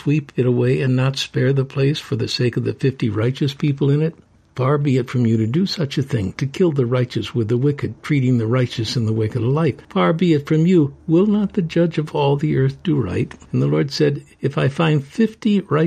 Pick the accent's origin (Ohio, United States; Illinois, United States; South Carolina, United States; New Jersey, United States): Illinois, United States; Chicago; I'm from Chicagoland area